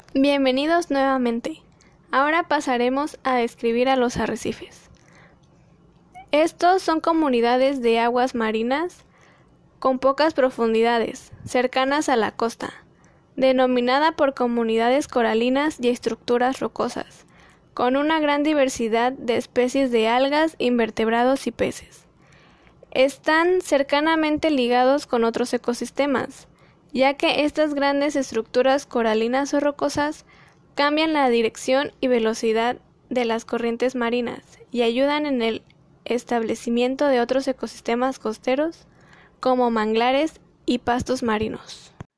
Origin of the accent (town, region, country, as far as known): Mexico